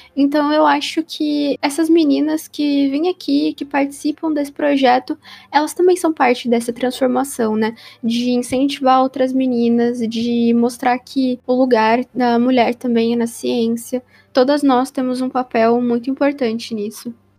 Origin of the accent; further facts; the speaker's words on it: ABC Paulista, São Paulo, Brazil; eu sou da BC Paulista, né, que era a região metropolitana de São Paulo